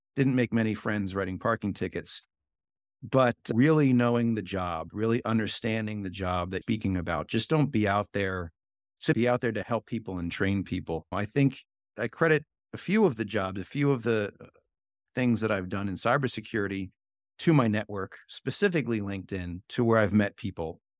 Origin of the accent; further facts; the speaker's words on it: Philadelphia, Pennsylvania, United States; I'm from Philly